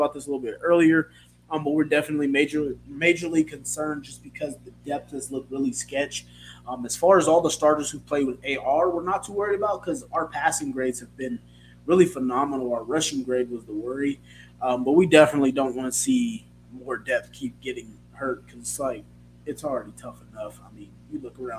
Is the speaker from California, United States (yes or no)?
yes; California, United States; I'm from California